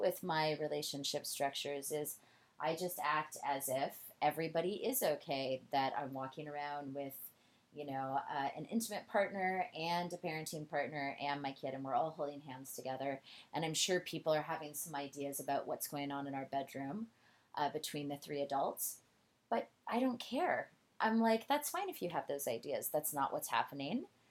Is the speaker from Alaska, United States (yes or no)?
yes; Alaska, United States; moved away; I'm originally from Alaska